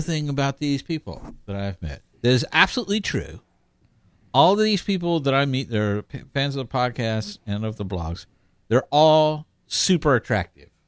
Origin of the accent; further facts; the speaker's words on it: Houston, Texas, United States; moved away; I made my triumphant return to my hometown of Houston